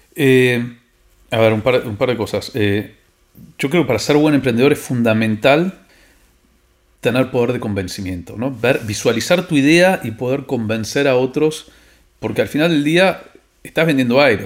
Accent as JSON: {"language": "Spanish", "country": "Argentina"}